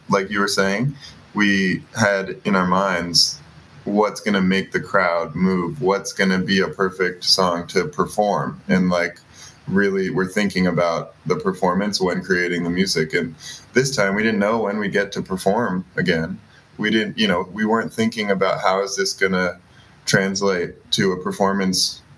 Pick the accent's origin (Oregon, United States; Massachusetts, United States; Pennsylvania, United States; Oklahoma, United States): Massachusetts, United States; Boston; I grew up in Boston as a major basketball fan and basketball player